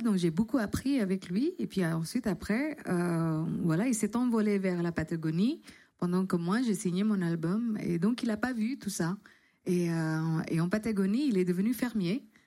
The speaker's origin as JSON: {"language": "French", "country": "Indonesia", "also_born_or_lived": "London / Paris", "second_language": "French", "moved": "yes", "lives_now": "France", "said": "je suis arrivée, j'ai quitté l'Indonésie pour aller à Londres."}